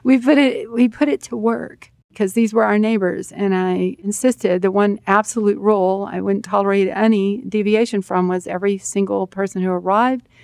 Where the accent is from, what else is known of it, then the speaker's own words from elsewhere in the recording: Texas, United States; I'm from Texas